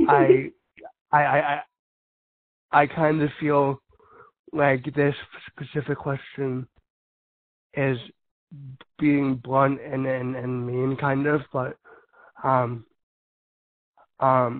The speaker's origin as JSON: {"language": "English", "region": "California", "country": "United States", "said": "I come from California"}